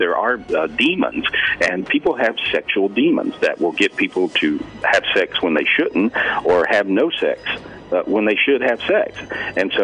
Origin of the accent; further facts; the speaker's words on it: North Carolina, United States; I'm from North Carolina